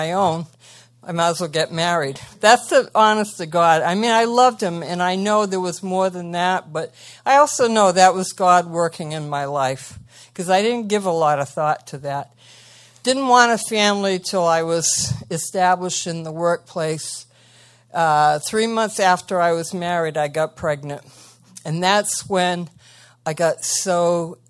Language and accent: English; Massachusetts, United States; also born or lived in Marshfield, Massachusetts; I'm from Massachusetts, Marshfield right now